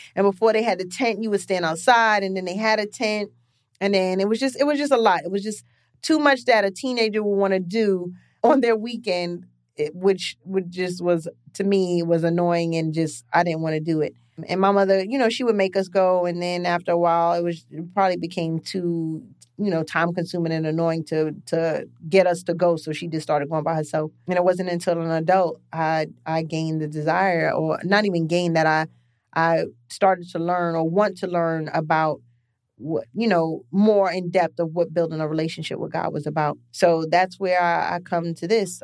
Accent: New York City, New York, United States; also born or lived in Lefrak City, Queens; I grew up in East Flatbush. From East Flatbush, I moved to Left Rack City

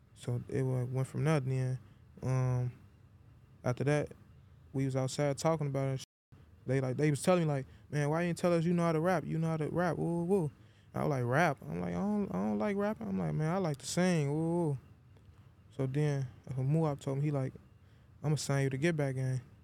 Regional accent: Chicago, Illinois, United States; born or raised there; also born or lived in Iowa

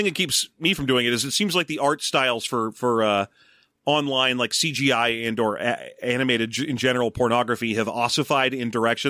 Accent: Torrance, California, United States; there was a pet store in the mall near where I grew up in Torrance

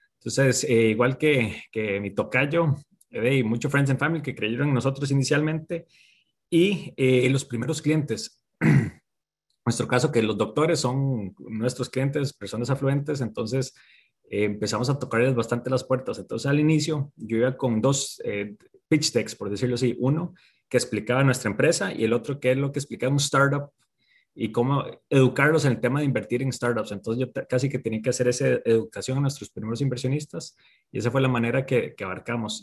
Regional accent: Costa Rica; soy de Costa Rica

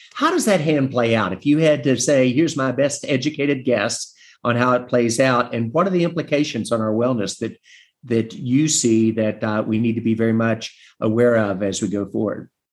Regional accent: West Virginia, United States; in my home state of West Virginia

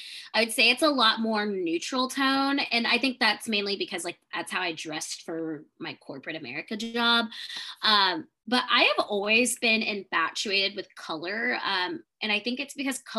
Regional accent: Columbus, Ohio, United States; moved away as an adult; now in Houston, United States; I am originally from Columbus, Ohio, so originally a Midwest girl, but I have been living in Houston, Texas for the past 7 years

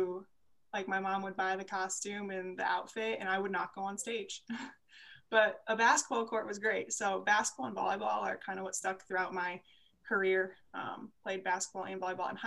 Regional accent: Cedar Rapids, Iowa, United States; I grew up in Cedar Rapids, Iowa

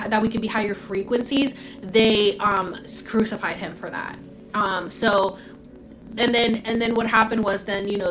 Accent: Orlando, Florida, United States; born or raised there; accent: Puerto Rican; moved away as an adult; also born or lived in Puerto Rico; now in California, United States

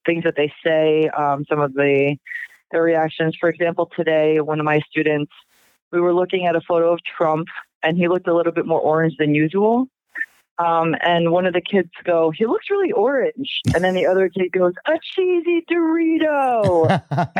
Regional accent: Long Island, New York, United States; I grew up on Long Island

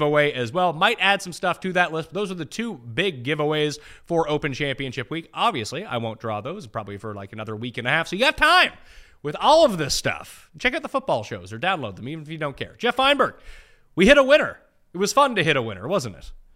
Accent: Canada; I'm Canadian

